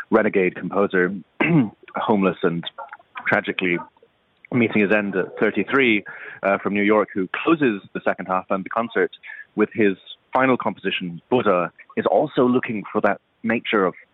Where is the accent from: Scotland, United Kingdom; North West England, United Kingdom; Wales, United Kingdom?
Scotland, United Kingdom; Edinburgh; growing up in Edinburgh in the '90s, it was a pretty white place to be. There weren't many Asians in my school, and of course, being half Asian in that context meant I was fully Asian.